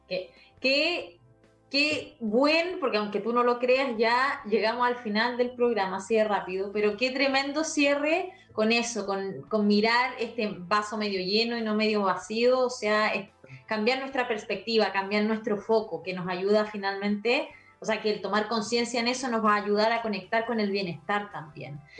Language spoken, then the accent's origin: Spanish; Chile; soy chilena y conozco esta sociedad